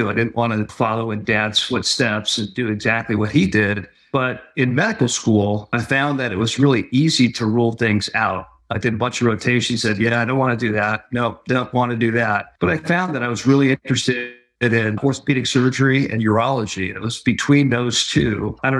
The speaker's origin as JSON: {"language": "English", "region": "Hawaii", "country": "United States", "tie": "born or raised there", "said": "I grew up in Hawaii."}